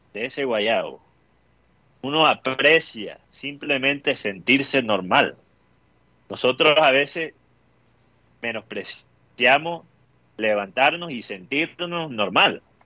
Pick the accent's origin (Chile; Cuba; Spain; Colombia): Colombia; Costeños, Caribbean coast; tenemos eso los coteños que que cuando trabajamos con argentinos o, vamos a, vivir en, Argentina, se nos pega el acento rioplatense